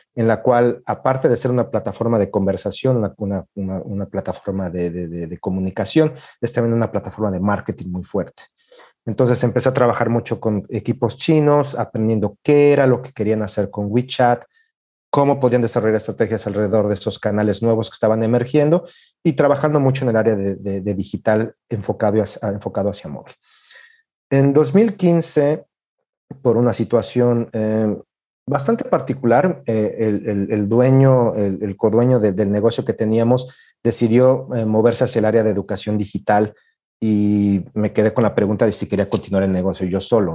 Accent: Mexico City, Mexico; moved away as an adult; also born or lived in China; now in Japan; soy mexicano de la Ciudad de México

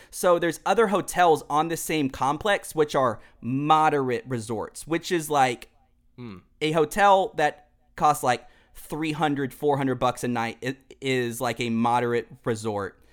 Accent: Houston, Texas, United States; moved away as an adult; now in Dallas, United States; I am from Houston

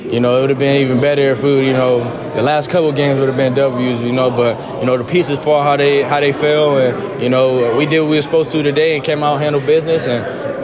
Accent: West Coast, United States; I'm, I'm, I'm from the West Coast, so it's you know going out to the East Coast at first it was it was different coming out here.

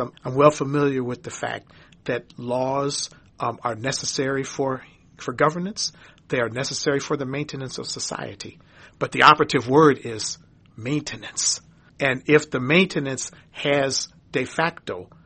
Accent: St. Paul, Minnesota, United States; Growing up in St. Paul, Minnesota, in a lily white community

